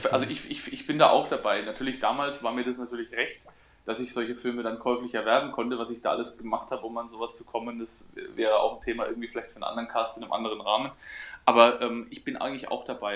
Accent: Coburg, Bavaria, Germany; hier bei uns in Coburg

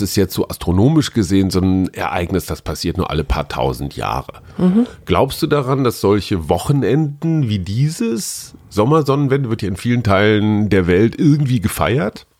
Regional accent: North Rhine-Westphalia, Germany; Ich bin Westfale

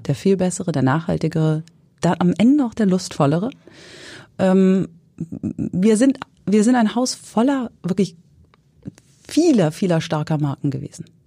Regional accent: Hesse, Germany; now in Hamburg, Germany; ich komme aus Hessen

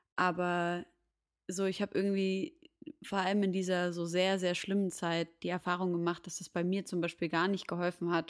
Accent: Syria; moved away; Syrien als meine Heimat

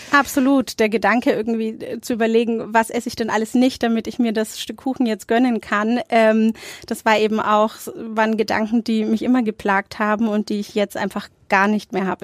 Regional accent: Nuremberg, Bavaria, Germany; Also ich bin in Nürnberg-Nord aufgewachsen

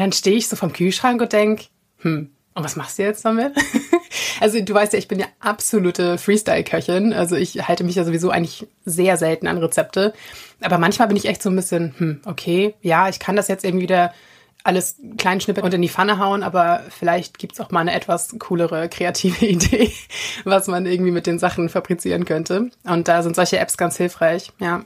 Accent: Germany; bei uns in Deutschland

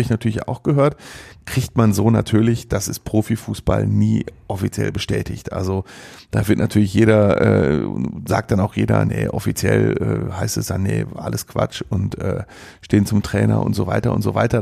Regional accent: Mülheim an der Ruhr, North Rhine-Westphalia, Germany; aus Mülheim an der Ruhr, aus meiner Heimatstadt

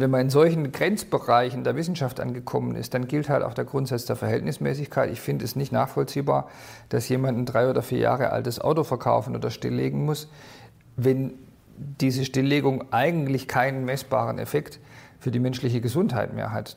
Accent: Swabia, Baden-Württemberg, Germany; ich bin Schwabe und will in Schwaben bleiben.

